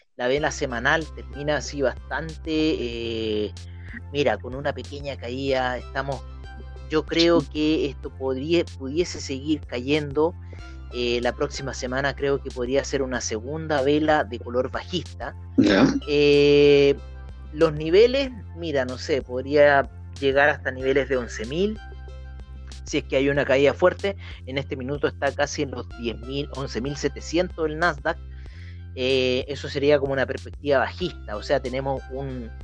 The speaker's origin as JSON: {"language": "Spanish", "country": "Chile"}